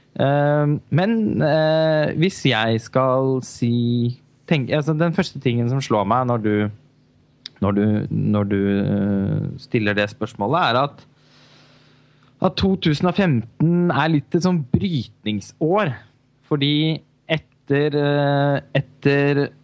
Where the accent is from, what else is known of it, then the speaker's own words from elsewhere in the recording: Halden, Østfold, Norway; moved away; also born or lived in Oslo; min eh, hjemby Halden, hvor jeg var hjemme i julen